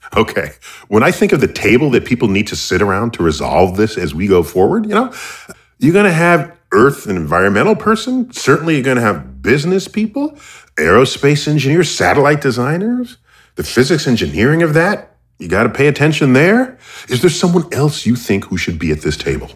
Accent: United States; I'm American.

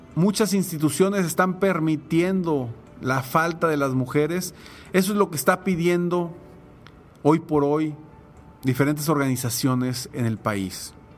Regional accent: Mexico; como mexicanos podemos pedir y exigir cambios positivos

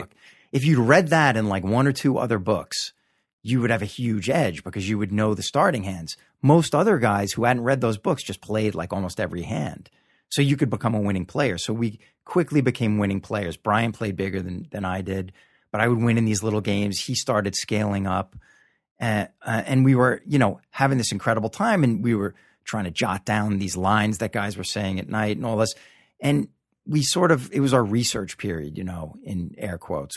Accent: Long Island, New York, United States; moved away as an adult; also born or lived in Hollywood; Originally from Long Island.

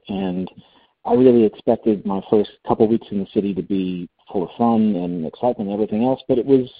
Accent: Long Island, New York, United States; moved away as an adult; now in New York City, United States; I first moved to New York City in June of 2007. I grew up on Long Island, but I never considered myself a New Yorker in the truest sense of the word.

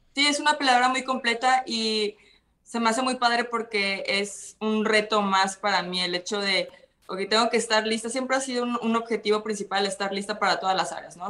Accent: Mazatlán, Sinaloa, Mexico; born or raised there; moved away as an adult; also born or lived in Culiacán, Sinaloa; now in Guadalajara, Mexico

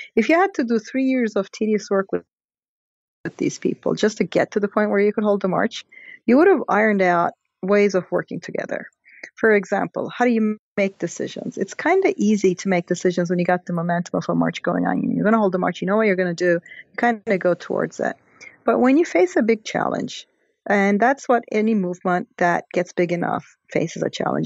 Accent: Istanbul, Turkey; moved away; I'm from Turkey. So it's sort of a country that I know very well, obviously. And the Gezi Park protests uh, happened basically three blocks from where I was born

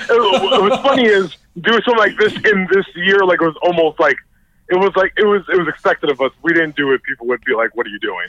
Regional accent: New York City, New York, United States; moved away; also born or lived in New Jersey; I grew up in the Bronx in a predominantly black neighborhood

